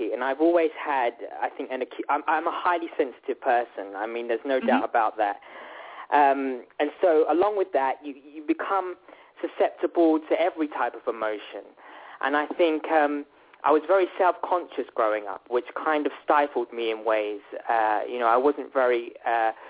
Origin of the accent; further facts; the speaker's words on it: Worthing, South East England, United Kingdom; I grew up in United Kingdom in a town called Worthing, which is very much on the south coast